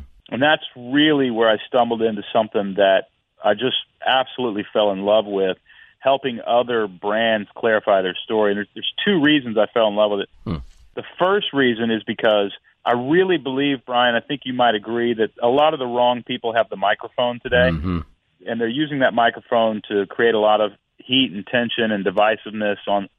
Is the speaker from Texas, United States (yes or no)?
yes; Houston, Texas, United States; also born or lived in Portland, Oregon; now in Nashville, United States; I was born in Texas.